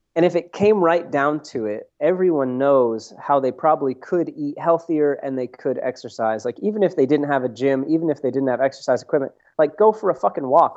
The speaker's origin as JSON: {"language": "English", "region": "Vermont", "country": "United States", "moved": "yes", "lives_now": "Santa Barbara, United States", "said": "I'm originally from Vermont"}